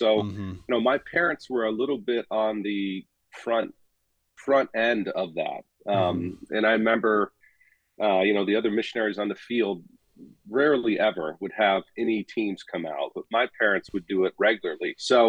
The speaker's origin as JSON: {"language": "English", "country": "Gabon", "tie": "born or raised there", "said": "I actually served overseas and ran a volunteer missions post in the country I grew up in Gabon."}